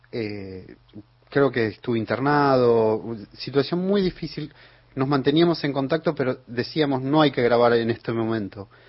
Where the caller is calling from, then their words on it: Corral de Bustos, Córdoba, Argentina; de Corral de Agustos.